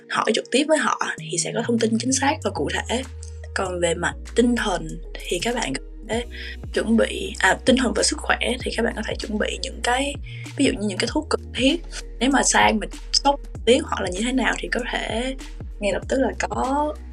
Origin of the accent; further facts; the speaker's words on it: Vietnam; sau đó thì em giải thích cái điều mà em đến từ Việt Nam